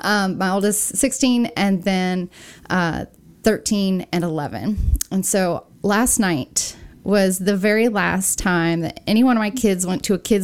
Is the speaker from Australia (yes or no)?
no; California, United States; Well, I'm a SoCal girl turned into a Southerner, I guess. You can't tell that I'm from Southern California anymore with my accent.